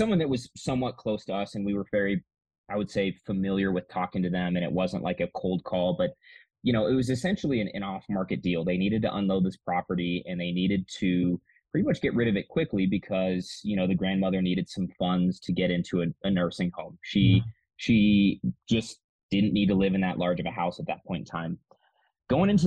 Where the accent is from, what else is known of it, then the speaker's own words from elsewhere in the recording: Manitou Springs, Colorado, United States; It's actually my hometown where I grew up. I grew up here in Colorado